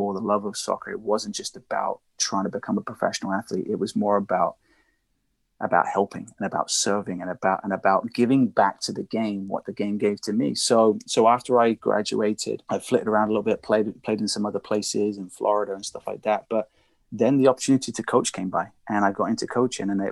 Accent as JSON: {"language": "English", "town": "Reading", "region": "South East England", "country": "United Kingdom", "tie": "born or raised there", "moved": "yes", "said": "I'm originally from England"}